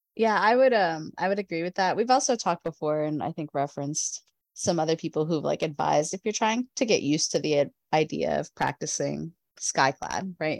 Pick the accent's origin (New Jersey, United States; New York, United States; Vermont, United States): New Jersey, United States; I grew up in New Jersey.